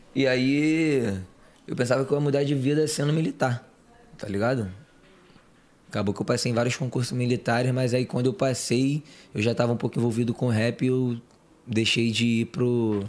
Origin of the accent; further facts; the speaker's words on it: Rio de Janeiro, Brazil; sou, sou criado lá do Rio de Janeiro de Padre Miguel